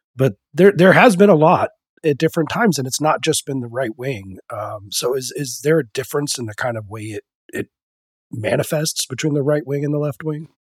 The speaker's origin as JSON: {"language": "English", "region": "Colorado", "country": "United States", "tie": "born or raised there", "said": "my home state of Colorado"}